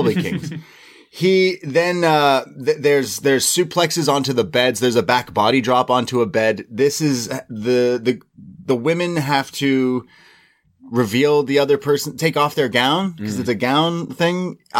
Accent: Canada; I'm Canadian.

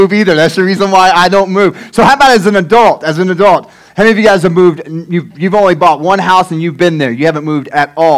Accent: Tecumseh, Oklahoma, United States; also born or lived in Denison, Texas; about 3 years old until I was 19, we've been in Tecumseh, Oklahoma

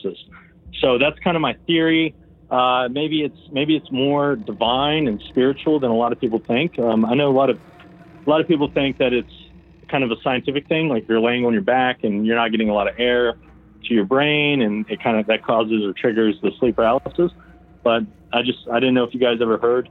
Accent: West Virginia, United States; now in Georgia, United States; I'm from West Virginia, but I'm in Georgia

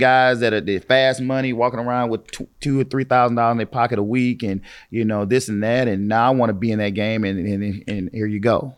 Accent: East St. Louis, Illinois, United States; I was born and raised in East Saint Louis, in Parkside

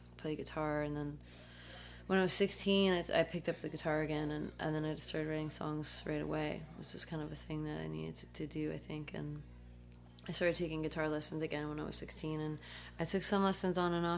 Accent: Connecticut, United States; also born or lived in Athens, Greece; I moved to the States when I was 2, and so they moved to Connecticut, and that's where I grew up

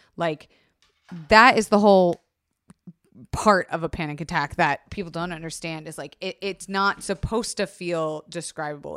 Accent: Florida, United States; I was raised in Florida

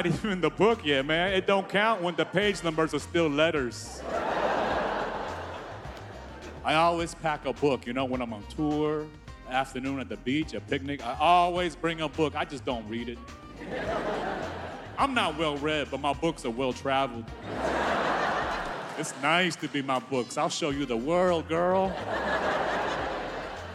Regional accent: Houston, Texas, United States; I'm originally from Texas. I grew up in Houston

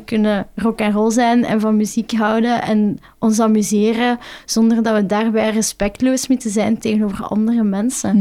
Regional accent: Flanders, Belgium; voor ons als Vlaming

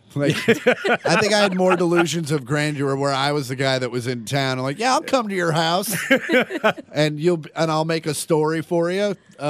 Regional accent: Kansas, United States; And I'm from Kansas

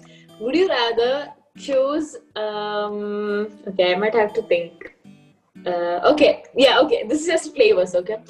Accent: India; I'm an Indian. I'm also your classmate, as you know. And I'm 14 years old.

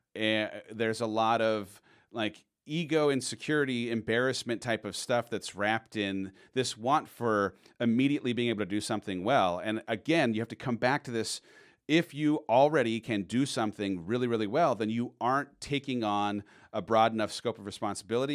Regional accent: San Clemente, California, United States; I grew up down in San Clemente.

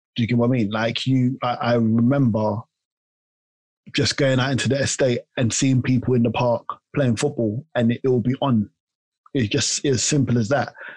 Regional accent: London, United Kingdom; also born or lived in Tooting / Hertfordshire / Ghana (ancestry); I was raised in Clapham Junction

